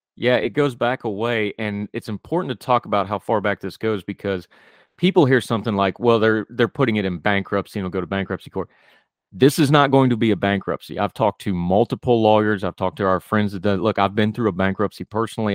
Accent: West Virginia, United States; I'm from West Virginia. I'm, I'm proud to be from West Virginia. I love the state of West Virginia, but my beloved home state has problems

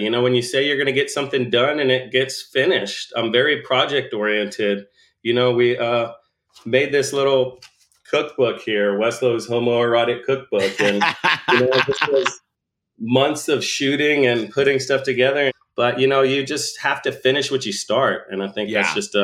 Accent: Bastrop, Texas, United States; we grew up just outside of Austin, just outside of Bastrop, Bastrop being a really cute small town where I went to high school.

